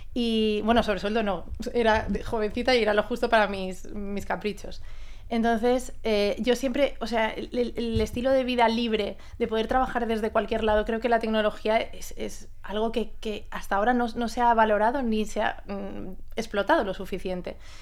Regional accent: Mallorca, Balearic Islands, Spain; Vengo de Mallorca, que es mi casa

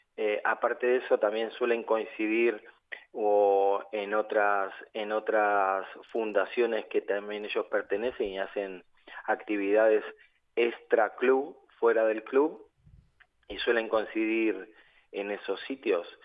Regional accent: Argentina; now in Valencia, Spain; soy de Argentina

